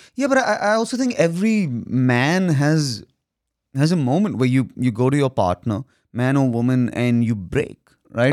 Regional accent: India; I'm an Indian son

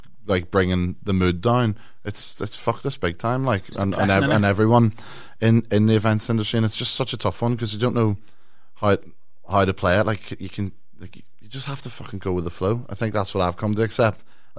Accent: Ireland; You know what I mean? Even though I'm from Ireland.

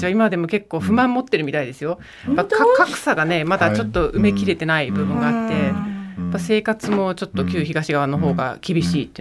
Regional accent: Germany; moved away as an adult; now in Japan; ドイツで育って、まあ、母が日本人で父がドイツ人なので、

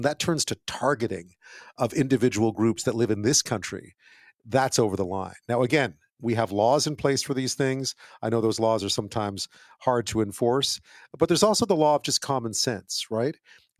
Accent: Montreal, Quebec, Canada; Montreal, my hometown

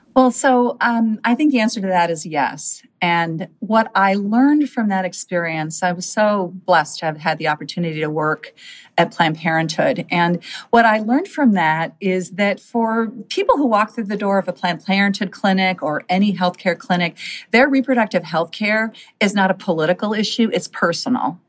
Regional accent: Minnesota, United States; my home state of Minnesota

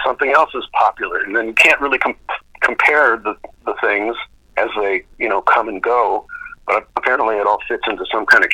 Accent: Duluth, Minnesota, United States; moved away as an adult; I was from Duluth, Minnesota

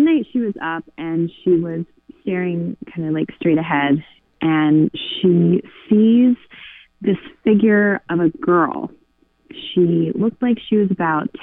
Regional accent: Pennsylvania, United States; now in Nantucket, United States; Pennsylvania, which is where I'm originally from

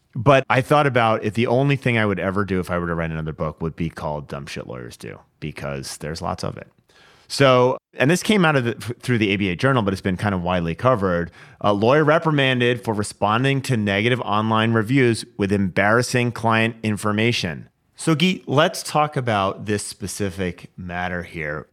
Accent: Washington, United States; This is in my home state, uh, Washington, Vancouver, Washington.

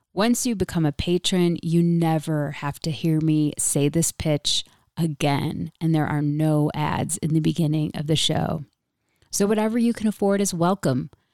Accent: Rochester, New York, United States; my hometown of Rochester, New York

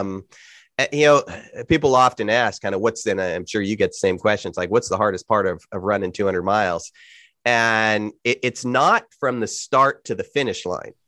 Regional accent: California, United States; I'm from California

